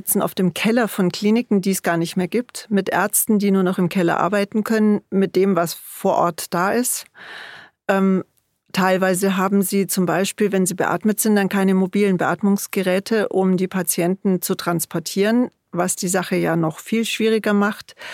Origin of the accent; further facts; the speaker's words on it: Bavaria, Germany; vor allen Dingen in Bayern natürlich, wo ich herkomme und wo wir auch selber tätig sind